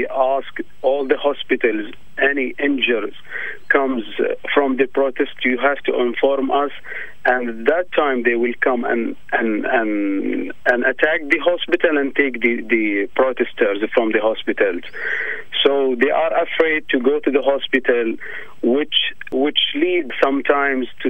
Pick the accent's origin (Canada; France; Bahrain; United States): Bahrain; moved away as an adult; now in Australia; I am from Bahrain. I am a refugee here in Australia